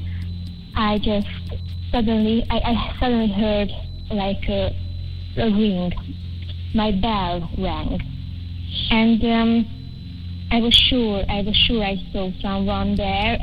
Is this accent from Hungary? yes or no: yes; Hungary; I'm from Hungary